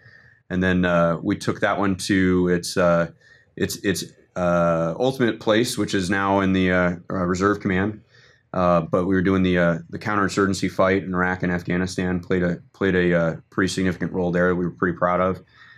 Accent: Washington, District of Columbia, United States; I'm originally from Washington, D.C.

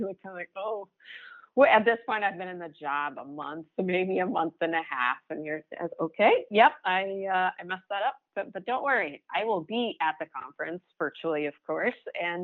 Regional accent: Maine, United States; I'm from Maine.

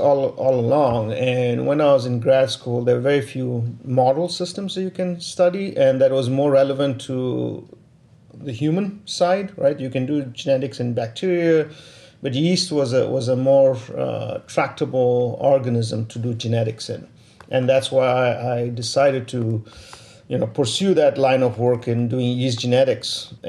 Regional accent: Pittsburgh, Pennsylvania, United States; So if someone's asked me where you're from, I say I'm from Pittsburgh, Pennsylvania.

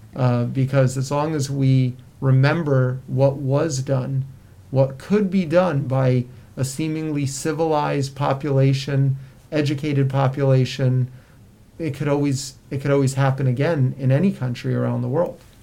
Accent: South Florida, United States; I grew up in South Florida, where where many Holocaust survivors moved due to the weather

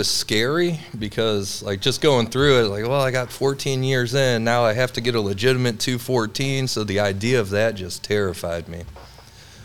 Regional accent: St. Charles, Missouri, United States; moved away as an adult; also born or lived in Wentzville, Missouri / South Dakota / Florida; now in Belleville, United States; I'm from the area, I'm from St. Charles originally.

